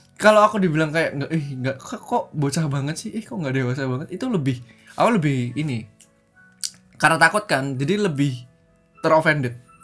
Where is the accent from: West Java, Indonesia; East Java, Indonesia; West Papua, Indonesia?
East Java, Indonesia; outside Surabaya; Aku tuh dari SD e, yang terpencil, bukan terpencil di luar Surabaya